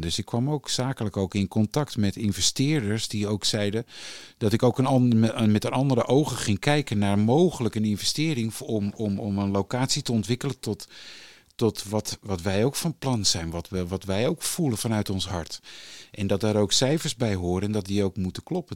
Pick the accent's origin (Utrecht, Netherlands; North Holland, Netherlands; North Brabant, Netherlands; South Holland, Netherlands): North Holland, Netherlands; Haarlem; Ik ben geboren in Haarlem in 1965. En eh, daar woonden we, ehm, mijn vader en moeder hadden een slagerij.